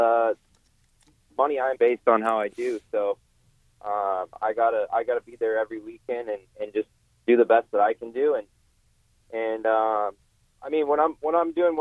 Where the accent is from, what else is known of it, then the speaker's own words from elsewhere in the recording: West Coast, United States; I'm from the West Coast